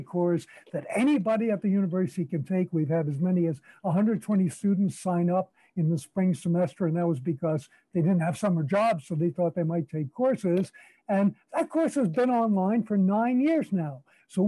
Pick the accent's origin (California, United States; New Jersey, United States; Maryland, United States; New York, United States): New York, United States; New York City; moved away as an adult; now in Calgary, Canada; I was born in New York City.